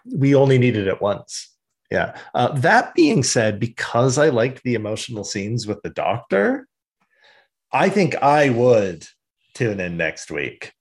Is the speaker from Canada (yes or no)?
yes; Canada; We're from Canada